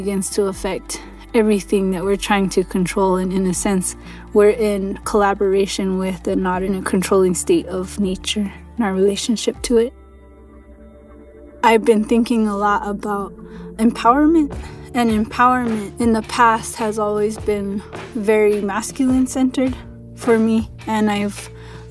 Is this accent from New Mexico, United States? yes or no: yes; Santa Clara Pueblo, New Mexico, United States; I'm from Santa Clara Pueblo in northern New Mexico, where I live and work on my ancestral homelands